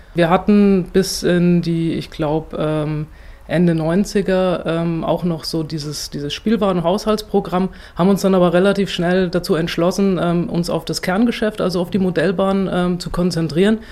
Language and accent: German; Sonneberg, Thuringia, Germany; Ich bin selbst in Sonneberg äh, geboren und aufgewachsen